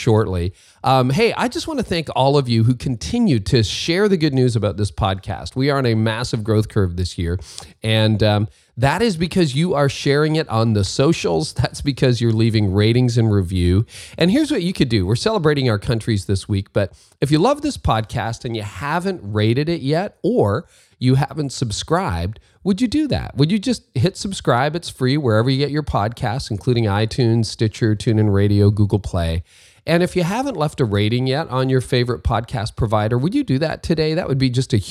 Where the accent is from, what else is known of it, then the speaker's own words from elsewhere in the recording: Windsor, Ontario, Canada; And I grew up in Windsor, Ontario